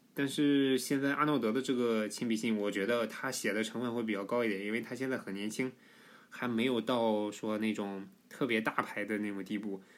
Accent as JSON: {"language": "Chinese", "region": "Shandong", "country": "China", "accent": "Shandong-accented Mandarin", "said": "我是山东人"}